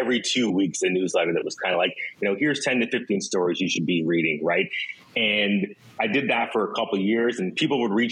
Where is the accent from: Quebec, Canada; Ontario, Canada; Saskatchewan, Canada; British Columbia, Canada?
Ontario, Canada; Ottawa; moved away as an adult; now in Vancouver, Canada; I'm actually from Ottawa